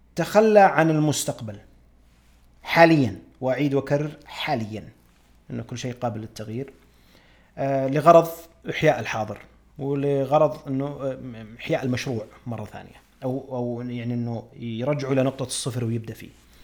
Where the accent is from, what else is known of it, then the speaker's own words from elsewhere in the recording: Saudi Arabia; عندنا في السعودية